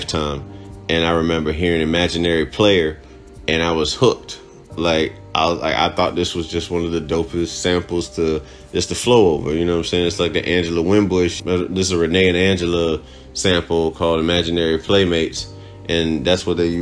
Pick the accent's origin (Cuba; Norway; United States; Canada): Cuba; moved away; Growing up in Cuba